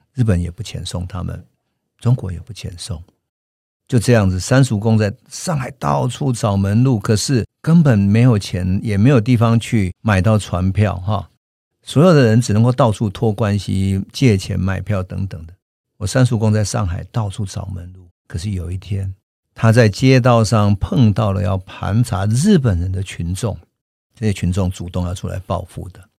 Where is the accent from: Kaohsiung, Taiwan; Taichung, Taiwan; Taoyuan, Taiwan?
Taichung, Taiwan; 就是我的家乡在乌日嘛